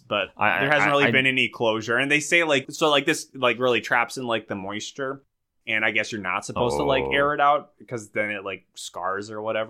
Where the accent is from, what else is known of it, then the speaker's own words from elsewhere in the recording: Minnesota, United States; Milk it. I'm milking it. I'm from Minnesota.